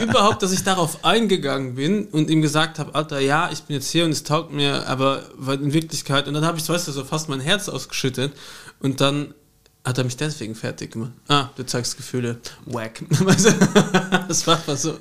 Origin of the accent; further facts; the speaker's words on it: Luxembourg; German is a second language; also born or lived in Vienna, Austria; now in Austria; da wo ich herkomme. Also ich wohne im luxemburgischen Teil